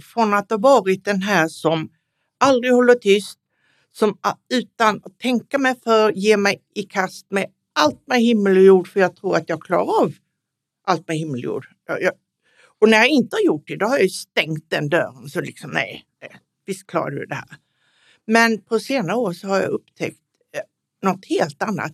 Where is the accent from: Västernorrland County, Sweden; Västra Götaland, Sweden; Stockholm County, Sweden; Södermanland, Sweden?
Stockholm County, Sweden; Stockholm; är 76 år och kommer från Stockholm